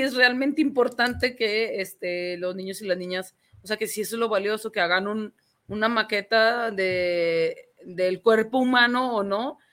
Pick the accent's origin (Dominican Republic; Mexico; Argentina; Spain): Mexico; nosotros somos mexicanos